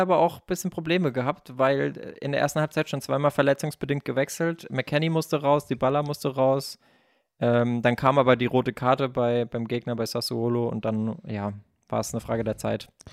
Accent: Baden-Württemberg, Germany; ich bin ja auch aus Baden-Württemberg

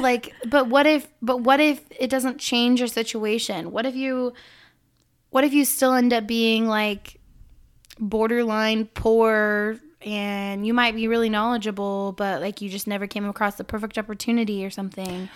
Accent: Illinois, United States; I was born in Illinois

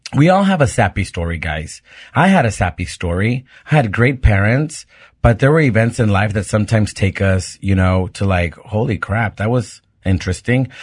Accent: Mexico; moved away; also born or lived in Pittsburgh; being a gay kid growing up in Mexico and going to a Catholic school

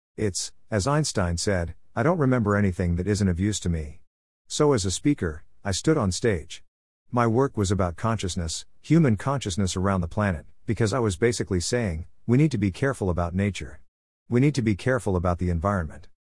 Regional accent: Australia; I'm an Australian

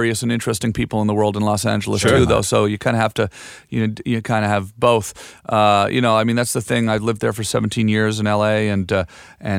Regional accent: Ottawa, Ontario, Canada; moved away as an adult; now in United States; I'm from Ottawa, and I played hockey my whole life

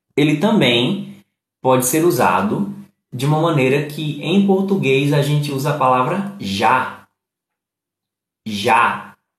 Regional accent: Pernambuco, Brazil; eu sou de Pernambuco

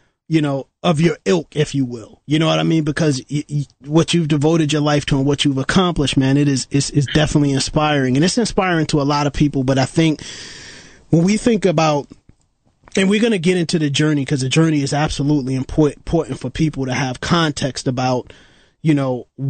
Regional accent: New York City, New York, United States; I grew up in East New York

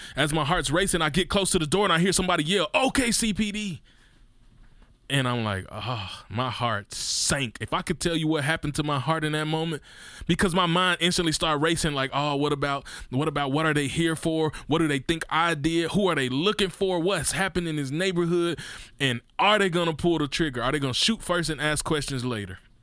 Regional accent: Mississippi, United States; I'm from Mississippi

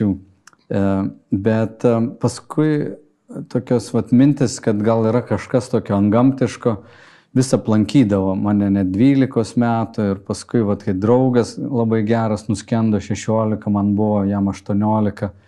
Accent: Kretinga, Klaipėda County, Lithuania; Aš užaugau Kretingoje

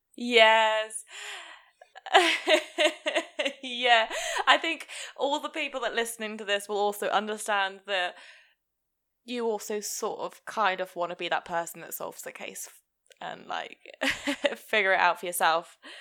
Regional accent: Hereford, West Midlands, United Kingdom; I'm from Hereford

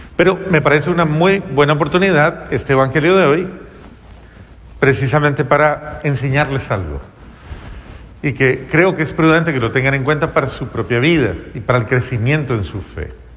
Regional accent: Colombia; Hay una frase en mi país

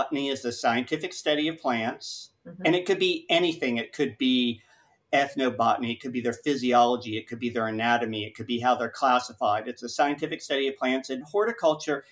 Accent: Augusta, Georgia, United States; now in Florida, United States; when I was 6 or 7 growing up in Augusta, Georgia

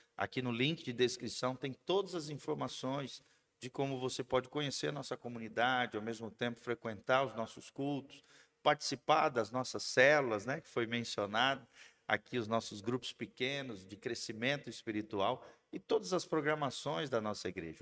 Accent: Brazil; nós como brasileiros

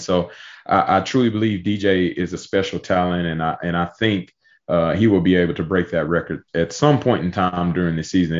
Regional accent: Pearland, Texas, United States; moved away as an adult; now in Austin, United States; back home in my hometown at, at Pearland High School.

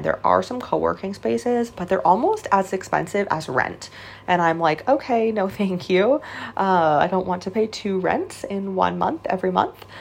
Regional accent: Canada; moved away as an adult; now in China; I essentially I am from Canada.

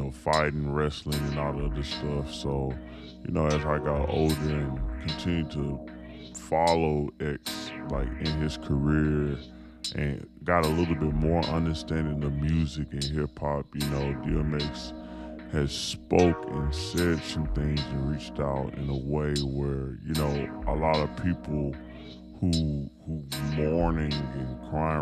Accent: Houston, Texas, United States; also born or lived in Dallas, Texas; I was raised in Houston, but born in Dallas

